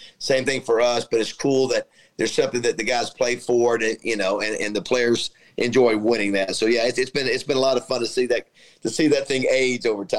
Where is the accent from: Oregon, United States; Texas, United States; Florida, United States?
Florida, United States; Panama City; And so, yeah, you know, I came from Panama City, Florida.